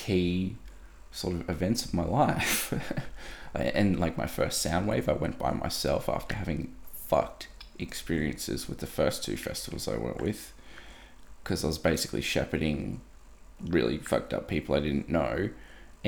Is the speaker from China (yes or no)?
no; Australia; as an Aussie male